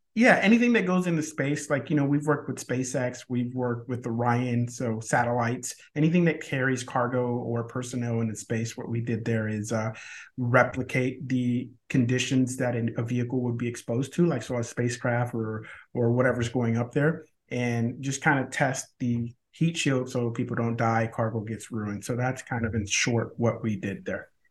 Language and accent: English; Cuba; now in United States; I was born in Cuba